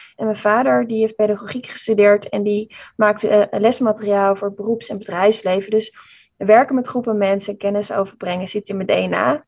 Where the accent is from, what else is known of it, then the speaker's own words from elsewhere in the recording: Amsterdam, North Holland, Netherlands; ik kom uit Amsterdam